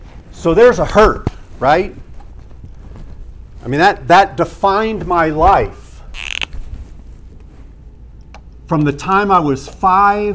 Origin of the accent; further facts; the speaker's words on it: San Marcos, California, United States; also born or lived in Carlsbad, California; the neighborhood where we moved from Los Robles, 205 Encinitas Road, San Marcos, California. It was that summer, so I was not yet 5 years old